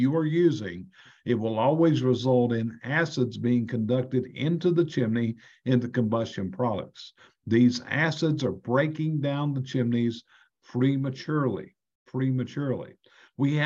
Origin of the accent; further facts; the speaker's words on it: North Carolina, United States; I'm from North Carolina